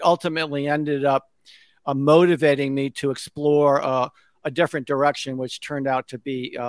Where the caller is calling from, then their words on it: Connecticut, United States; So I'm just outside of New York City in Connecticut. I'm about an hour outside of New York City.